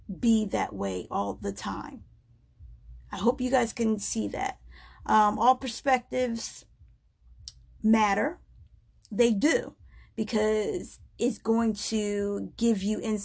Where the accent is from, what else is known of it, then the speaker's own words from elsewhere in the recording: United States; I am an American. I am an African-American female living in America.